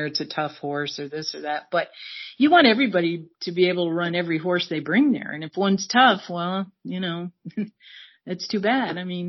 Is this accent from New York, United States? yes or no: yes; New York, United States; I'm originally from New York, but I would love to live in New York City.